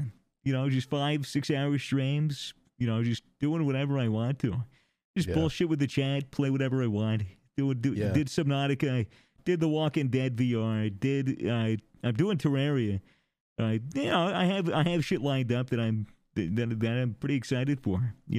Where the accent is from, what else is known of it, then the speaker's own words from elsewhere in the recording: United States; I'm American. It's in my blood.